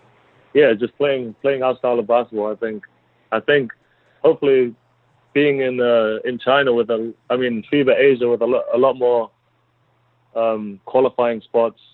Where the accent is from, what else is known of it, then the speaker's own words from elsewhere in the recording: Auckland, New Zealand; moved away as an adult; now in Germany; I'm from Auckland